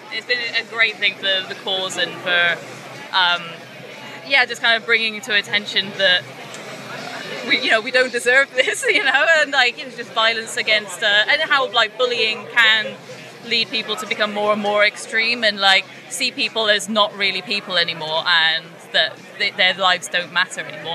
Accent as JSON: {"language": "English", "town": "Trowbridge", "region": "South West England", "country": "United Kingdom", "tie": "born or raised there", "said": "I grew up in Trowbridge"}